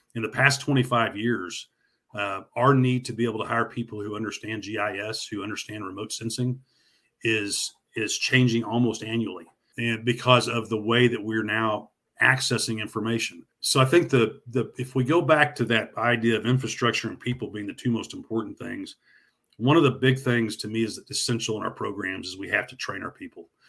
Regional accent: Northwest Oklahoma, United States; I grew up in Northwest Oklahoma

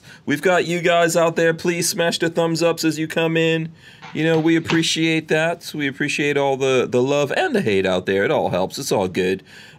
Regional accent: Florida, United States; so we're going to talk a lot about Florida since we're all here from Florida.

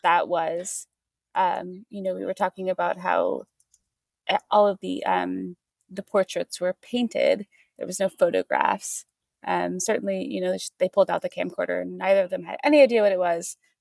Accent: Missouri, United States; I grew up in Missouri

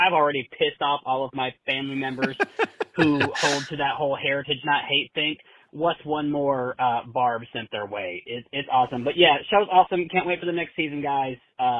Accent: the South, United States; now in Atlanta, United States; as a Southerner

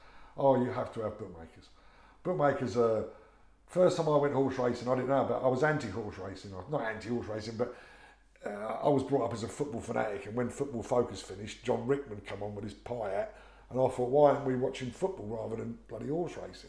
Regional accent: London, United Kingdom; I was brought up on Hackney

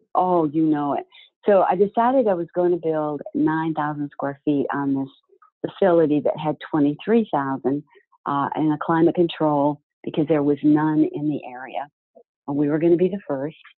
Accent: Florida, United States; I was from Florida

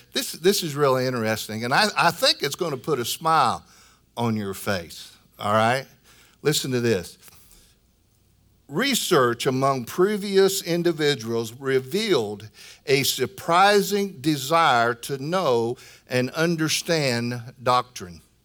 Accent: Illinois, United States; moved away; from Illinois, my home state

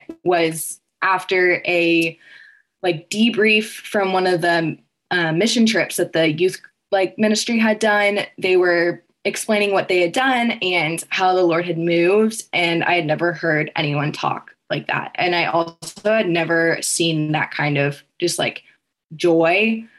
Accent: Texas, United States; now in West Lafayette, United States; I'm from Texas and came here for Purdue.

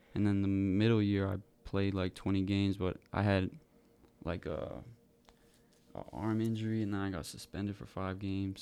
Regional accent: Wareham, Massachusetts, United States; now in McCook, United States; I grew up in Wareham, Massachusetts

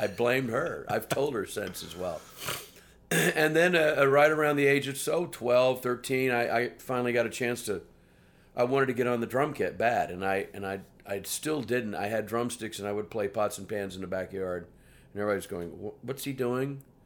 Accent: Houston, Texas, United States; moved away as an adult; also born or lived in New York / London; growing up in Houston, the three years before I left Houston

